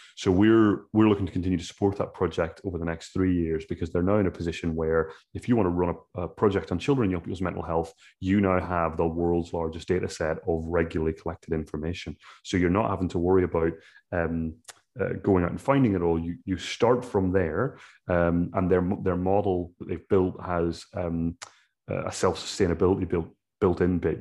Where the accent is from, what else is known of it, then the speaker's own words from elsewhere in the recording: Ireland; as an Irishman